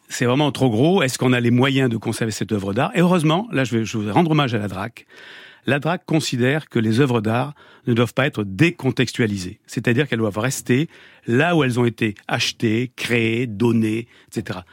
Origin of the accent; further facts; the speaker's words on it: Lot-et-Garonne, Nouvelle-Aquitaine, France; j'ai passé toute mon enfance dans le Lot-et-Garonne, donc euh, à Gonto-Nogaret